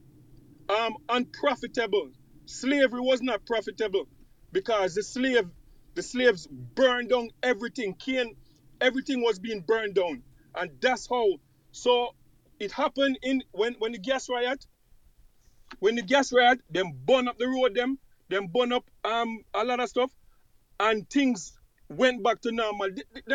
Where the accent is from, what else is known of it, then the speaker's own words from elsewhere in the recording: Jamaica; as Jamaicans, as Jamaican people